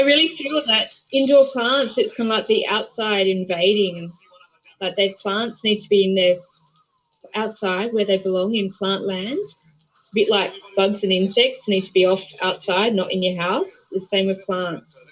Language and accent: English; Australia; as an Australian